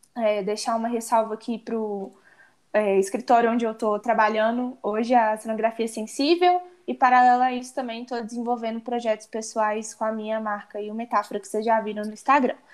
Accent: Barbacena, Minas Gerais, Brazil; also born or lived in Ouro Preto; now in Belo Horizonte, Brazil; sou de Barbacena, interior de Minas. E agora vim morar na capital, BH

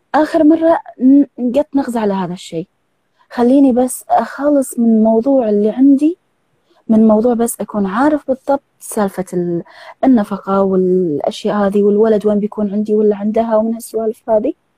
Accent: Kuwait; من الكويت

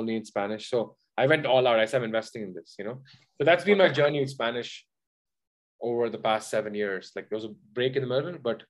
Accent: Oman; I grew up in Oman, right? So I spoke English and wrote English and read English everywhere. I spoke only Tamil at home, so I never read and write it.

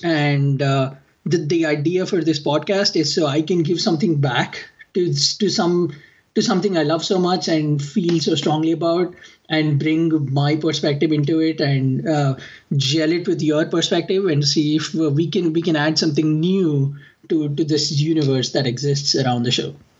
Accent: India; now in United States; I am from India

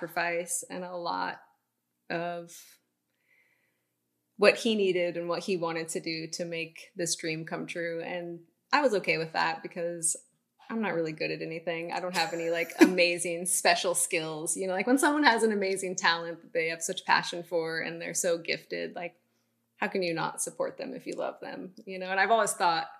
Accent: Bodega Bay, California, United States; I'm from Bodega Bay, one coastal town

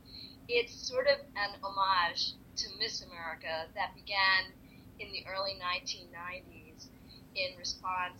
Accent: Atlantic City, New Jersey, United States; I'm from Atlantic City

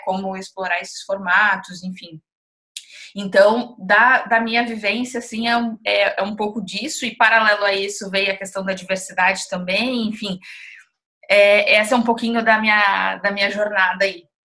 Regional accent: Dom Pedrito, Rio Grande do Sul, Brazil; Eu sou do, do interior do Rio Grande do Sul, falo, eu falo com muito orgulho que eu sou de Dom Pedrito

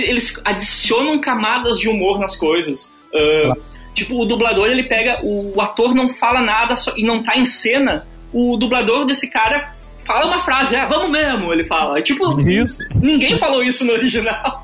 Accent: Carazinho, Rio Grande do Sul, Brazil; eu sou uma pessoa do interior, eu sou de Carazinho

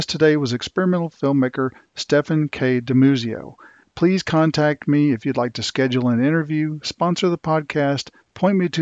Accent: Texas, United States; moved away; I'm originally from Texas

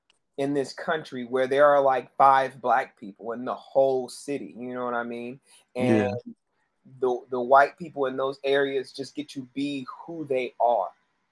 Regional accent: Charlotte, North Carolina, United States; I was raised in United Methodist Church, so it had me moving around throughout most of my life. Where I ended up in Charlotte. I claim Charlotte as my home.

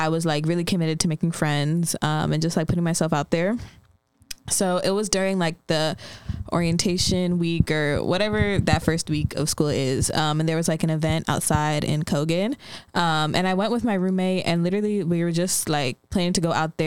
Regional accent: Maryland, United States; I was born and raised in Maryland.

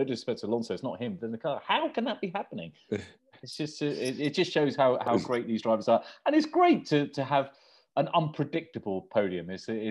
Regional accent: United Kingdom; No, we're British.

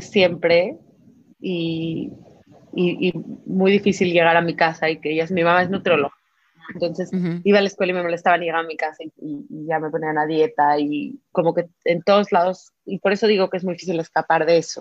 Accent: Mexico; como mexicanos

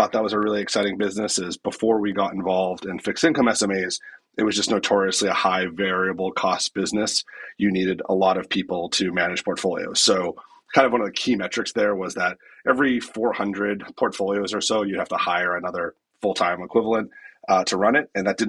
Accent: Massachusetts, United States; I grew up outside of Boston

